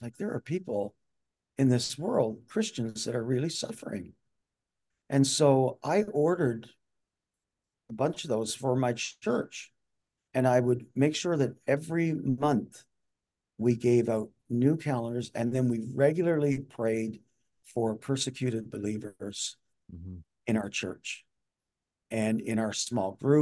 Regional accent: Newfoundland and Labrador, Canada; moved away; I came from Newfoundland

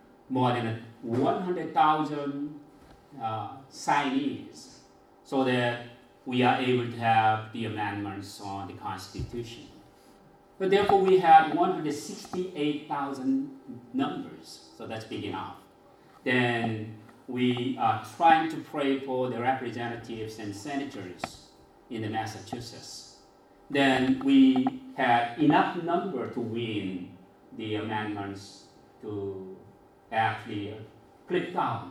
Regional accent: South Korea; accent: mixture of Filipino, Korean, Asian; English is a second language; moved away as an adult; also born or lived in Philippines; I was born in Korea, and I was being educated in Korea. I was able to marry in Korea and ministered to one church in Korea for 7 years

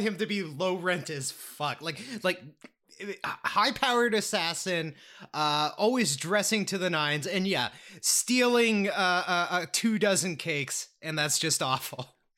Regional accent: East Coast, Canada; I was born on the East Coast

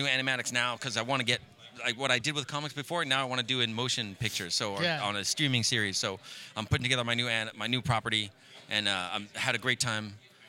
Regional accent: New York, United States; moved away; I'm from New York originally

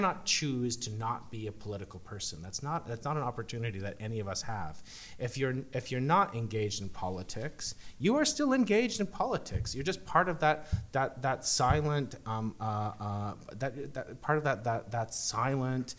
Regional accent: Canada; we're Canadian

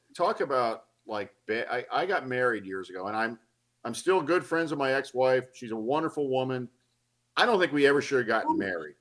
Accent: Atlanta, Georgia, United States; moved away; also born or lived in Los Angeles; I grew up in Atlanta, but I didn't want to move back to Atlanta

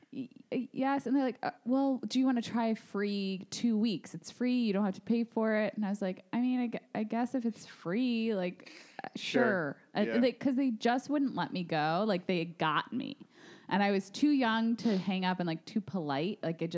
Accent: Illinois, United States; I'm from Illinois

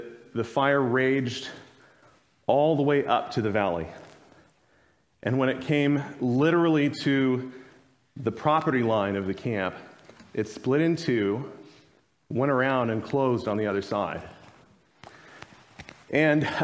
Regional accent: Arizona, United States; now in Kansas, United States; my home state, Arizona

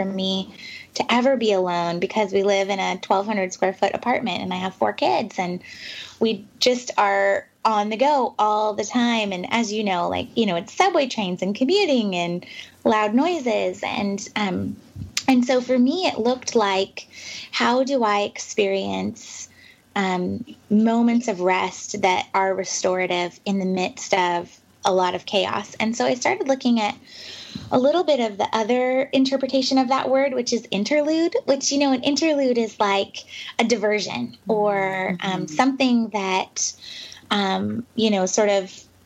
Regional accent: the West, United States; moved away as an adult; also born or lived in New York City; now in Pacific Northwest, United States; I'm from the West, and I live back in the Pacific Northwest now

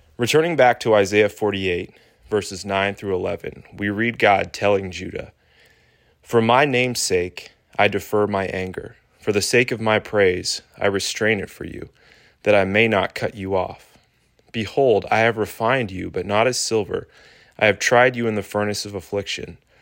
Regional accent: Pittsburgh, Pennsylvania, United States; moved away; I was born in Pittsburgh and spent ten formative years in Yinzer County

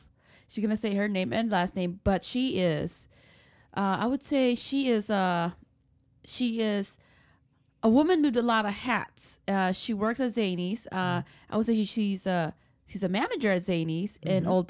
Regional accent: California, United States; I mean, you know, I came from California.

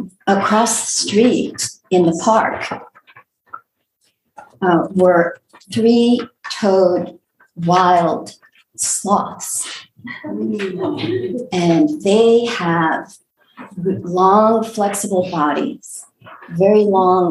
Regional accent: Recife, Pernambuco, Brazil; also born or lived in Olinda, Brazil; now in Houston, United States; I was born in Recife, in the state of Pernambuco, Brazil.

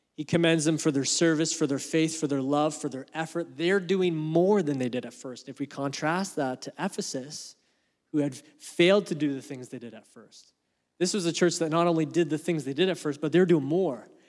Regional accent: Canada; As a Canadian

